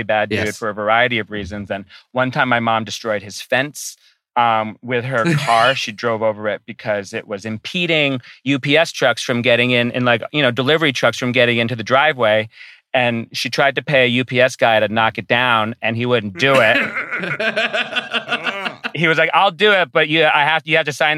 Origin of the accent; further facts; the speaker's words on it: Rhode Island, United States; I'm from Rhode Island.